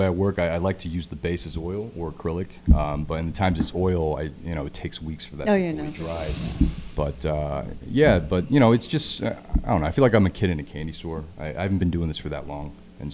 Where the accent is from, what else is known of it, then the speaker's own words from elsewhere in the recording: Indiana, United States; now in Los Angeles, United States; I'm from Indiana, and so growing up in Indiana, it's like LA wasn't like a real thing to me.